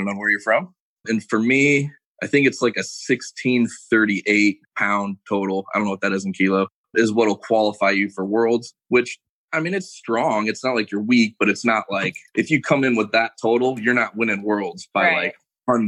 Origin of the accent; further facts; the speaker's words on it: Detroit, Michigan, United States; I grew up in Detroit, kind of like in the city